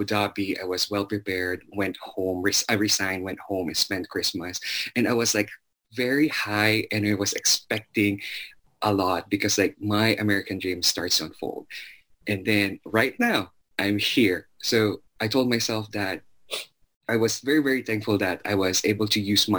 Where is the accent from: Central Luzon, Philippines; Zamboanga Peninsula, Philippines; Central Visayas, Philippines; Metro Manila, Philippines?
Zamboanga Peninsula, Philippines; Zamboanga City; moved away as an adult; now in United States; I was born and raised in Zamboanga City